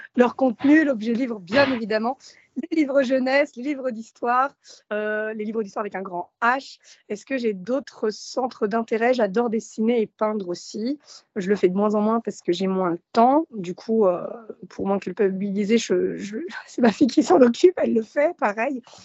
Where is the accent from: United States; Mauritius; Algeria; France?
France; Gennevilliers, Île-de-France; also born or lived in Morocco / Nanterre; J'ai grandi euh, un peu à Nanterre, ensuite à Gennevilliers, donc dans les Hauts-de-Seine